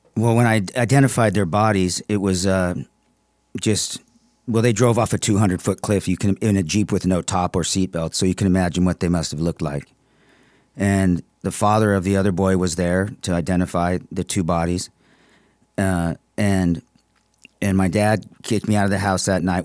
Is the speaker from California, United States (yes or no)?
yes; San Marino, California, United States; now in Palm Desert, United States; From, uh, San Marino